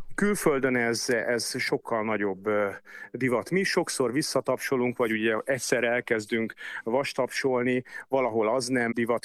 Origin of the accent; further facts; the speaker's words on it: Budapest, Hungary; én a hetedik kerületben nőttem föl